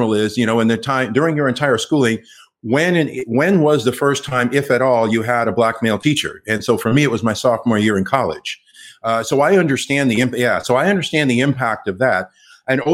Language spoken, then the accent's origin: English; Los Angeles, California, United States; first language English; I grew up here in Los Angeles. I'm LA through and through